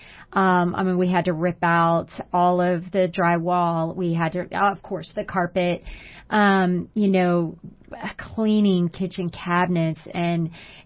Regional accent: Houston, Texas, United States; I grew up in Houston, and so we weathered many storms

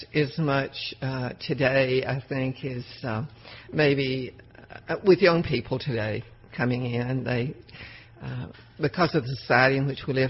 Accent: Texas, United States; as we grew up in Texas.

